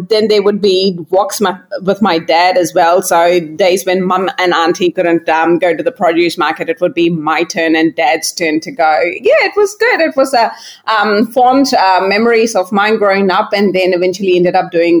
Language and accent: English; Hyderabad, Telangana, India; I was born and brought up in Hyderabad